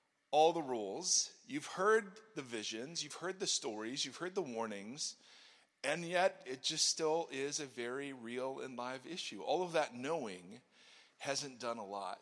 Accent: Ohio, United States; moved away as an adult; also born or lived in California; I grew up in Ohio, came out here because of Eric Hurd

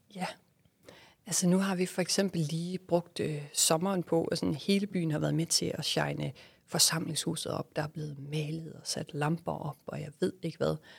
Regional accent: West Jutland, Southern Denmark, Denmark; moved away as an adult; also born or lived in Malaysia / Australia / New York / Aarhus; vi jo øh, selv er født og opvokset i, i et lille lokalsamfund i Vestjylland

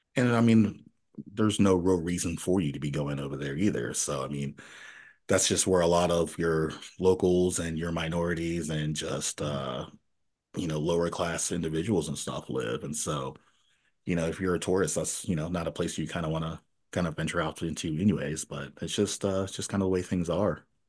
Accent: Nashville, Tennessee, United States; moved away; also born or lived in Elmira, New York; once we left New York, we moved to Nashville, Tennessee. So we lived in Nashville, Tennessee for ten years

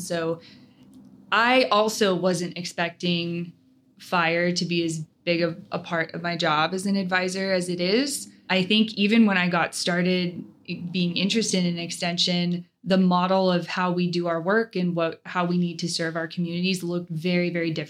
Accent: Chico, California, United States; now in Yreka, United States; I'm not from a ranching family. I grew up in Chico, but in town in Chico

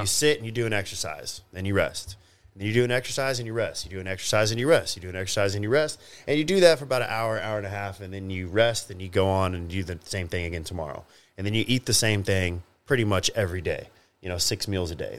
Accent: Grapevine, Texas, United States; I grew up in Grapevine, Texas

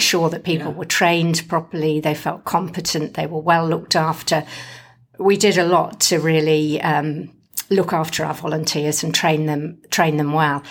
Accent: England, United Kingdom; now in Western Australia, Australia; being English, I don't do a lot of yelling.

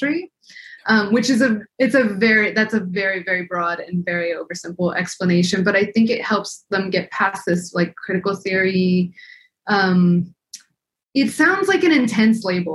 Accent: El Paso, Texas, United States; also born or lived in Scotland; now in Arizona, United States

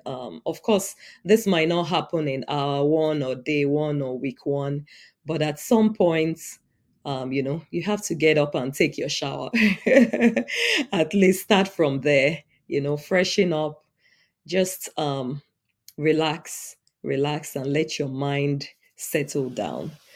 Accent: Nigeria; now in United States; I'm an immigrant in the U S. I was born and raised in Nigeria, but now the United States is my home.

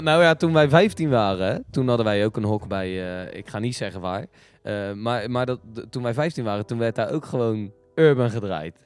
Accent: Westland, South Holland, Netherlands; wij komen uit het Westland

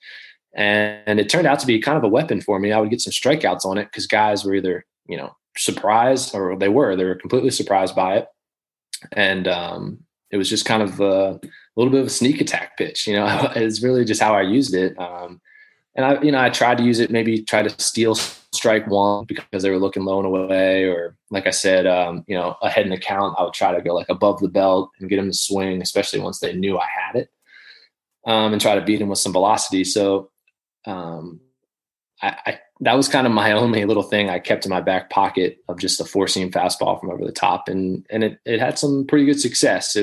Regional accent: Baltimore, Maryland, United States; I grew up in Baltimore, so I'd always kind of, you know, especially in the minors, I was still semi pulling for the Orioles just as a, you know, Baltimore kid

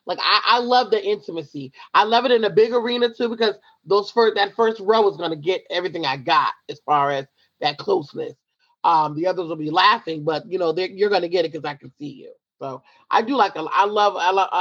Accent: Franklin, New Jersey, United States; also born or lived in Pennsylvania; I'm from Somerset, New Jersey, Franklin, New Jersey, and my mom still lives there. I actually still live in Franklin myself.

